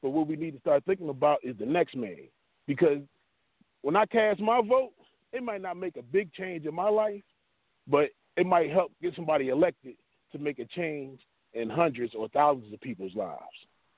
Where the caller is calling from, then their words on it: Pennsylvania, United States; I'm calling from Montgomery County by way of North Philadelphia.